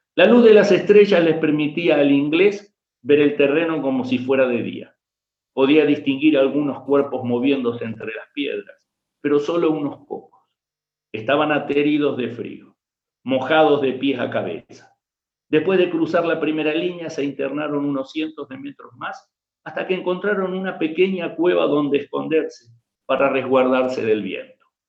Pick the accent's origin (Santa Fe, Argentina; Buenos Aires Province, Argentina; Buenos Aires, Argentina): Santa Fe, Argentina; Rafaela; yo soy originario de Rafaela, Santa Fe